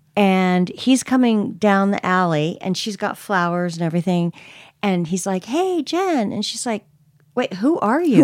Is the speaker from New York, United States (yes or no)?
no; Bay Area, California, United States; I'm from the Bay Area